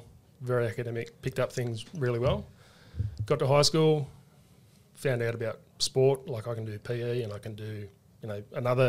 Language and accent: English; Sydney, New South Wales, Australia; moved away as an adult; So I grew up in Western Sydney, a town called Quakers Hill. So I spent my whole life there. Didn't leave there until I joined the army.